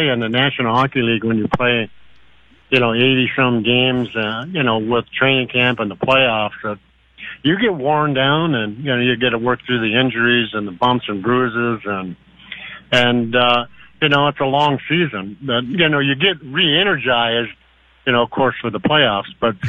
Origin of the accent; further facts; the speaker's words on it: Warroad, Minnesota, United States; also born or lived in Buffalo Point, Canada; we're all originally from Warroad and Buffalo Point, Manitoba, which is just across the bay from Warroad.